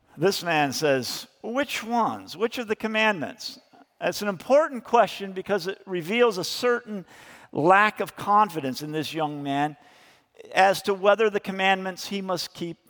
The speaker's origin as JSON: {"language": "English", "country": "United States", "said": "as American Christians"}